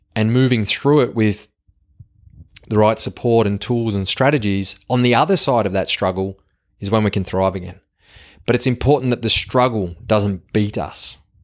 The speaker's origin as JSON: {"language": "English", "country": "Australia", "accent": "Yobo Aussie", "said": "my Yobo Aussie accent"}